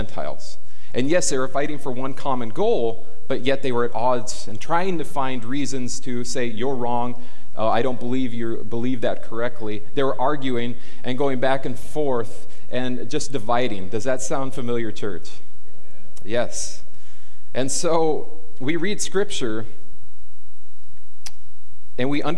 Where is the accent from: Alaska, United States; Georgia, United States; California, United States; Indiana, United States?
California, United States; Fillmore; now in Camarillo, United States; I grew up in Fillmore. I know the ins and outs